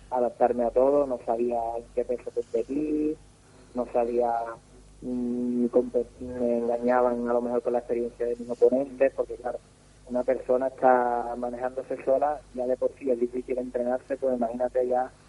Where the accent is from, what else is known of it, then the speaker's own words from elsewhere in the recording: Cádiz, Andalusia, Spain; soy de Cádiz